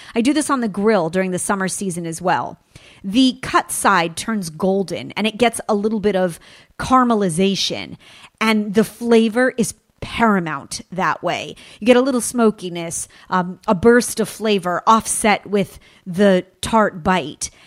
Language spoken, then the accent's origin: English; California, United States; in my home state, here in sunny California